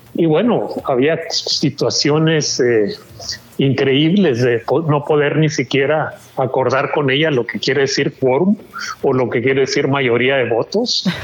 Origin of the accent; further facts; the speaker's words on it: Mexico; moved away; yo soy mexicano que vive en el extranjero